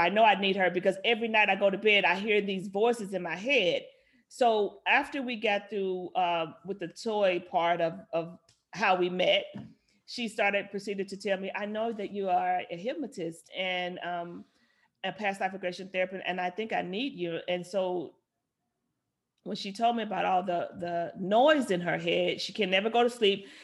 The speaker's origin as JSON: {"language": "English", "town": "Little Rock", "region": "Arkansas", "country": "United States", "tie": "born or raised there", "moved": "yes", "said": "I grew up in Little Rock, Arkansas"}